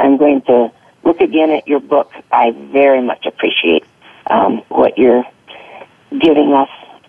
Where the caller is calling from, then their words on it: Sunriver, Oregon, United States; I'm calling today from Sun River, Oregon, near Bend, in the mountains.